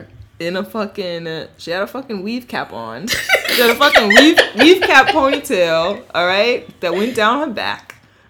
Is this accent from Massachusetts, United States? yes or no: no; New York City, New York, United States; I'm from the Bronx.